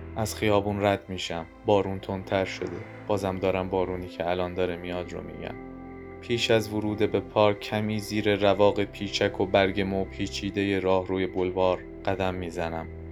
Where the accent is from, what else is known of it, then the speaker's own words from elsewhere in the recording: Tehran, Tehran Province, Iran; من متولد بیمارستان پارسم متولد بولوار کشاورز همه مسیرهام همیشه ختم شدن به همون حوالی